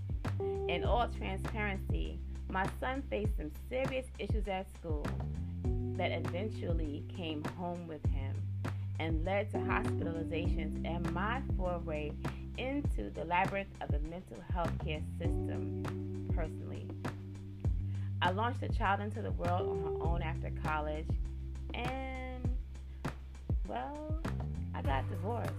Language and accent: English; New York, United States; now in Baltimore County, United States; I'm originally from New York and now reside in Baltimore County, Maryland